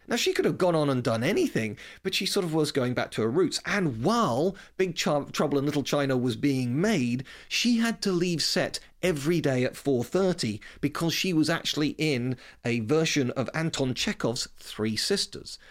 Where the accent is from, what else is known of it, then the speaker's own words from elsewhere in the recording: United Kingdom; accent: British; also born or lived in West London; you can tell from my accent I'm clearly British